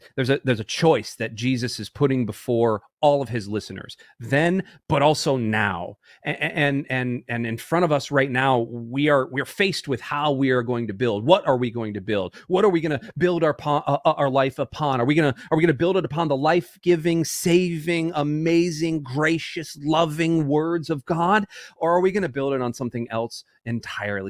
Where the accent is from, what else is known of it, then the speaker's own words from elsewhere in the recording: Tampa, Florida, United States; I'm from Tampa